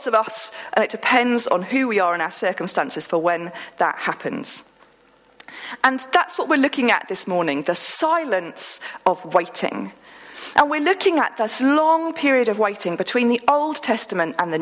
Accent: Woolpit, East of England, United Kingdom; I grew up in Woolpit, and I went to school in Stow Upland.

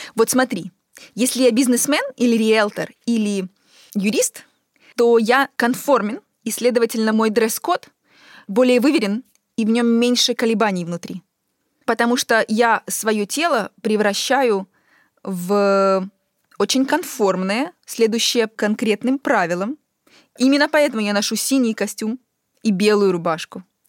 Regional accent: Ukraine; moved away as an adult; also born or lived in Europe; я когда уехала из Украины и э, переехала в Европу

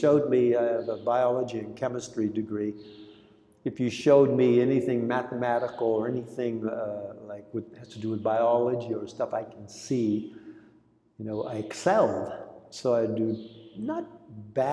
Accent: California, United States; first language Greek; English is a second language; also born or lived in Long Beach, California; I grew up in California only speaking Greek.

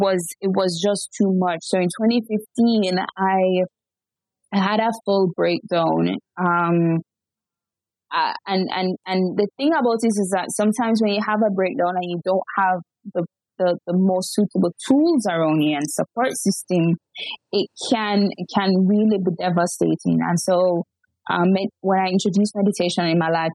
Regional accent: Jamaica; I'm born and raised in Jamaica

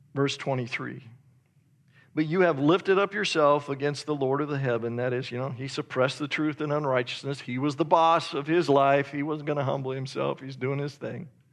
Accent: Idaho, United States; I'm from Idaho

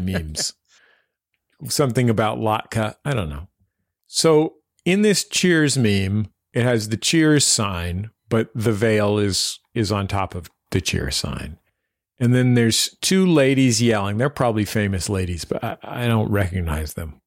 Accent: San Francisco, California, United States; I'm from San Francisco, which is where … are from

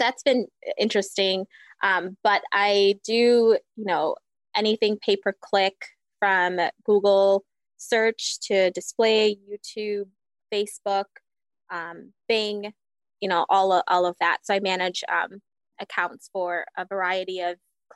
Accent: Fiji; also born or lived in Hawaii; now in Wisconsin, United States; I'm originally from Fiji. Lived there for majority of my life and then moved to Hawaii

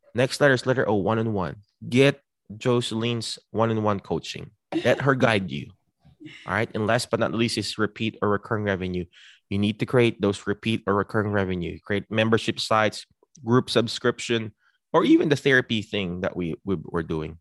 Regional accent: Philippines; now in United States; I'm a Filipino, but I represent the United States because I was here.

